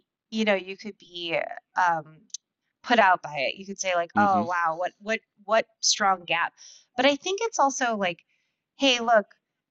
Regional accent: United States; an American parent

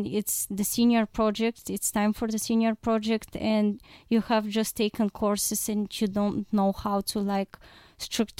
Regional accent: Plovdiv, Plovdiv Province, Bulgaria; I'm from Plovdiv.

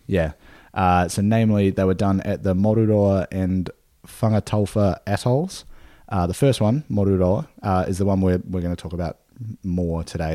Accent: New Zealand; moved away; a beer from my hometown, from my home country

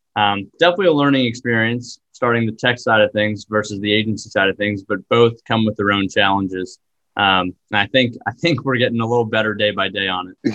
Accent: Boston, Massachusetts, United States; I grew up in Boston, about 20 minutes outside the city

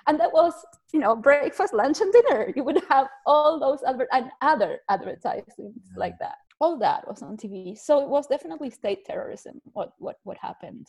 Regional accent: Argentina; moved away as an adult; now in Canada; I was born in Argentina, immigrated to Canada. I did law school in Argentina, and then I raised my family in Canada.

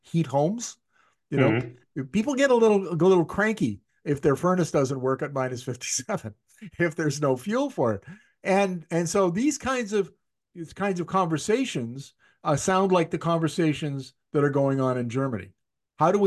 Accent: Northern Canada, Canada; I grew up in Canada's north, where we used to have minus 50 for months on end

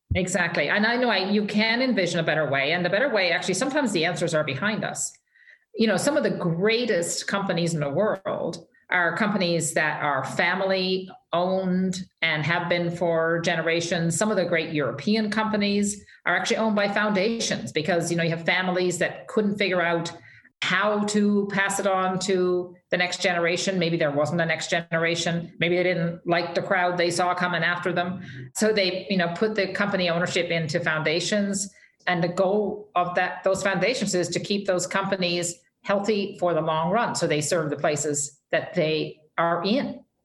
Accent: Fogo Island, Newfoundland and Labrador, Canada; moved away as an adult; also born or lived in Calgary; I I'm as a Newfoundlander

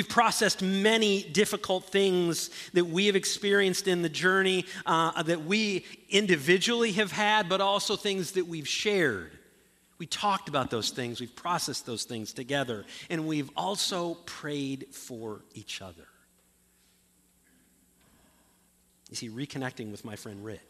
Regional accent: Ludington, Michigan, United States; moved away; a friend of mine who I grew up with up in Ludington

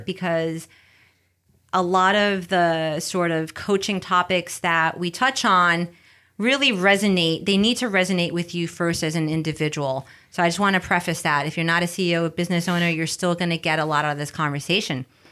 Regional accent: New York City, New York, United States; English is a second language; moved away as an adult; now in California, United States; I grew up in the Bronx, raised by my abuela. Uh, English is my second language.

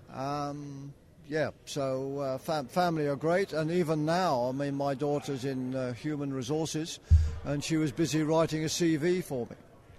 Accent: Scotland, United Kingdom; moved away as an adult; now in Australia; I was born in Scotland

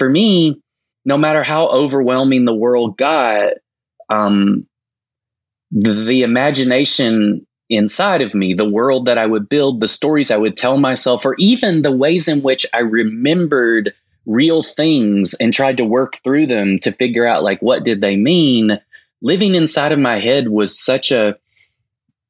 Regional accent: Winchester, Tennessee, United States; I grew up in a small rural town in the South, Winchester, Tennessee

